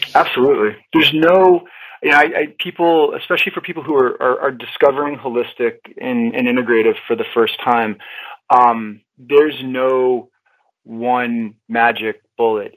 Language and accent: English; New Hampshire, United States; I grew up in New Hampshire